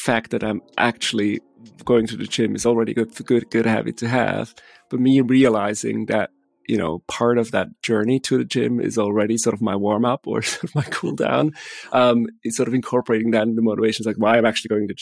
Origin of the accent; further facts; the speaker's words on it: Switzerland; English is a second language; I'm from Switzerland